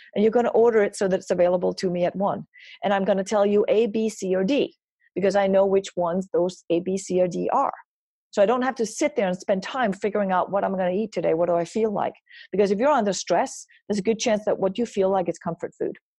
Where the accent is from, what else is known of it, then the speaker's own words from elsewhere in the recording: Denmark; moved away; I grew up in Denmark